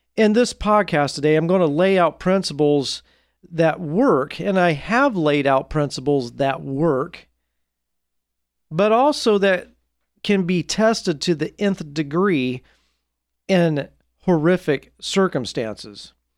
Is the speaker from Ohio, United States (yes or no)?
no; Portland, Oregon, United States; my hometown, Portland, Oregon